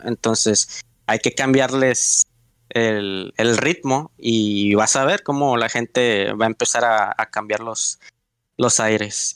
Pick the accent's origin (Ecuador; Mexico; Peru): Mexico; los mexicanos somos monos